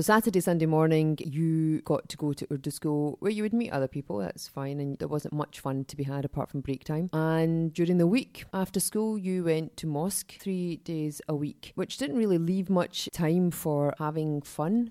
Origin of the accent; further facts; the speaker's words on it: Glasgow, Scotland, United Kingdom; I grew up in Glasgow, so I'm a child of the seventies